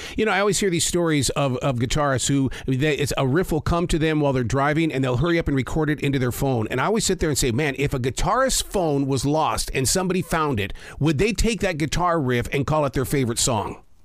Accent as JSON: {"language": "English", "region": "Montana", "country": "United States", "tie": "born or raised there", "said": "I grew up in the state of Montana"}